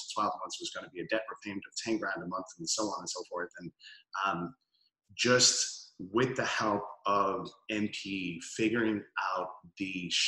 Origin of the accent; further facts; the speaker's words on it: Dublin, Leinster, Ireland; moved away as an adult; also born or lived in Melbourne, Australia; now in Los Angeles, United States; So originally hail from Dublin, Ireland, city center boy. Was born there, grew up for a few years in Melbourne, Australia, and moved back to Dublin.